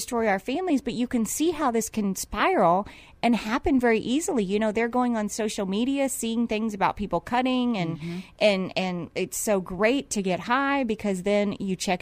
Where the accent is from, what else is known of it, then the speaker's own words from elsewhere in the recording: Indiana, United States; moved away; I grew up in Indiana.